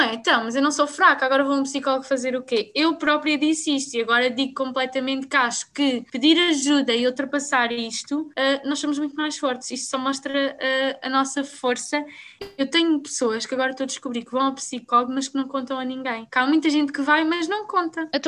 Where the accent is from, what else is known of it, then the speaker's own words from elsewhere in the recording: Abrantes, Santarém District, Portugal; porque, por exemplo, eu sou da Brantes. Uh, a Brantes ainda tem muito aquela bolha